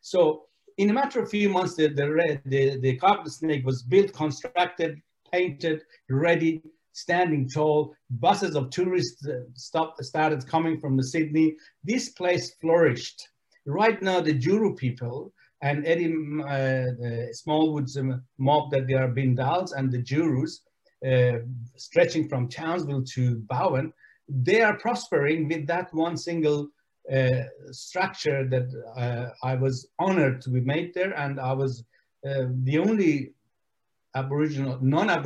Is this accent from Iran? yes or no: yes; Iran; now in Australia; I came to Australia from Iran, and Iran was a country where I was treated as an outcast